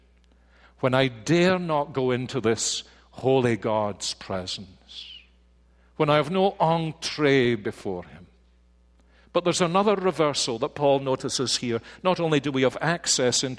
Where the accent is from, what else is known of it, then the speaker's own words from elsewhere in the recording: Scotland, United Kingdom; being Scottish